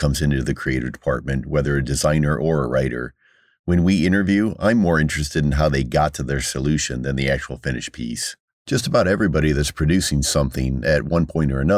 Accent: Peoria, Illinois, United States; I'm from Peoria. I grew up on the East Bluff

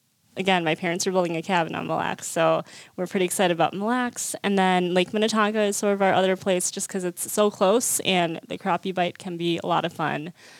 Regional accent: South Korea; born there; And I was born in Korea.

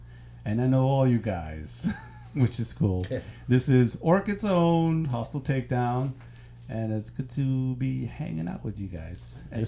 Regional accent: New York City, New York, United States; I grew up in New York City with the New York hardcore scene.

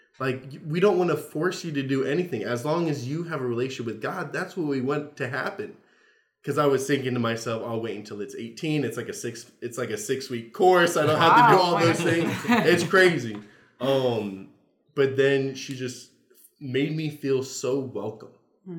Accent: Southern United States, United States; You know, trying to be very polite. I'm from the South, right?

